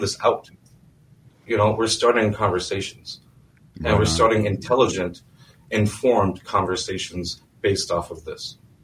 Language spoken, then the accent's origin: English; North Dakota, United States; now in Minnesota, United States; I'm from Standing Rock